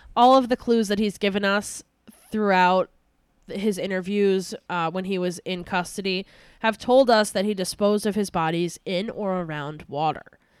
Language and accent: English; Albany, New York, United States; my hometown